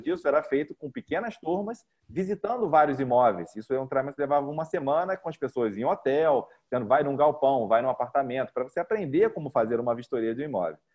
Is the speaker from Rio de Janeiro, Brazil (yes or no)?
yes; Rio de Janeiro, Brazil; moved away as an adult; also born or lived in São Paulo; now in Goiânia, Brazil; eu sou carioca e me, fiz, é, estudei né, a universidade em São Paulo. Morei em São Paulo durante 15 anos e estou em Goiânia há dois anos e meio